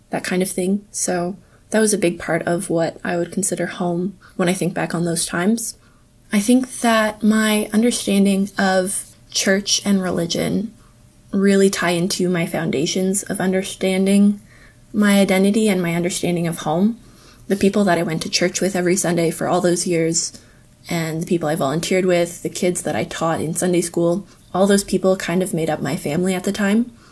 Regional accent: Indonesia; also born or lived in Napanee, Canada; Growing up in Indonesia, home was wherever I was with my family. From there, I would say home evolved into the building that I grew up in, in Napanee.

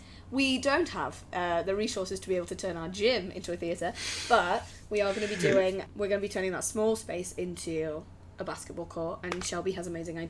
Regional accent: England, United Kingdom; I'm very English.

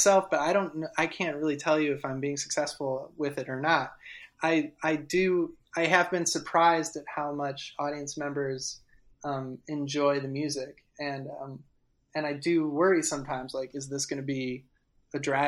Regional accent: Midwest, United States; I'm from the Midwest

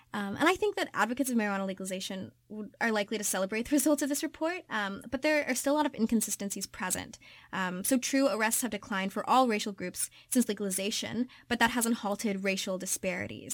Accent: Kentucky, United States; I'm from Kentucky.

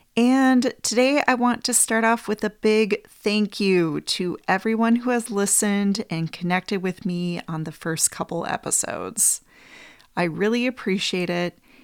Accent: Wisconsin, United States; moved away; also born or lived in Minneapolis, Minnesota; I moved from Wisconsin, where I grew up

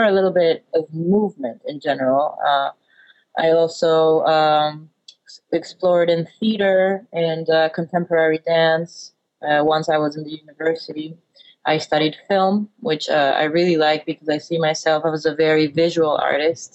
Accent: Ecuador; English is a second language; moved away as an adult; also born or lived in United States; now in Berlin, Germany; I always felt very out of place there, always. I had a very strong desire to leave

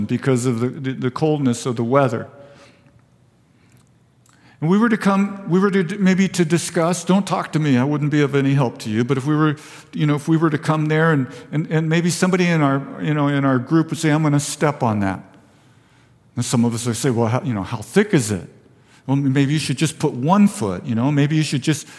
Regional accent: Vista, California, United States; also born or lived in Fallbrook; I was born and raised in Vista

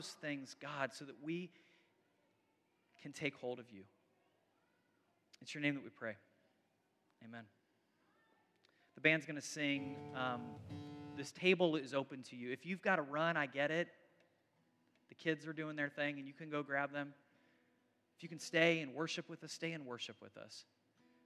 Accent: United States

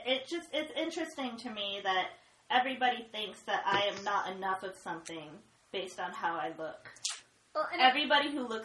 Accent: United States; first language English; But when they look at me, they assume that I am not American. Mm-hmm. That I must be from another country. Because I am of Korean descent. And they don't understand why I don't have an accent and why I don't have a Korean last name.

